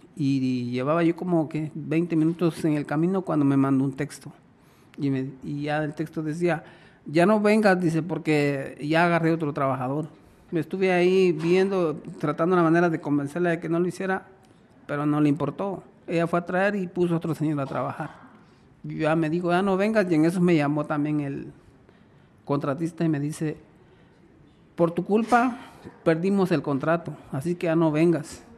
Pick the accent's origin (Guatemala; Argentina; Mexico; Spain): Guatemala; now in Las Vegas, United States; yo soy guatemalteco.